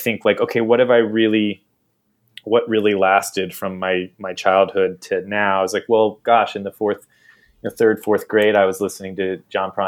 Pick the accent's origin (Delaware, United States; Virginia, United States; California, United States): Delaware, United States; Wilmington; now in Brooklyn, United States; They live in Wilmington, Delaware, where I grew up